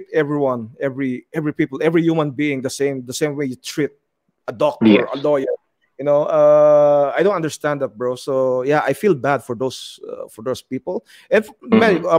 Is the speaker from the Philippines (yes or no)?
yes; Philippines; moved away as an adult; now in United Arab Emirates; as a Filipino